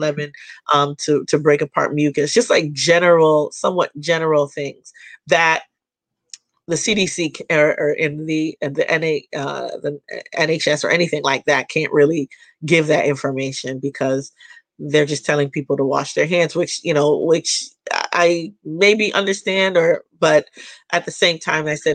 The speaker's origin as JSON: {"language": "English", "country": "Jamaica", "said": "I'm Jamaican"}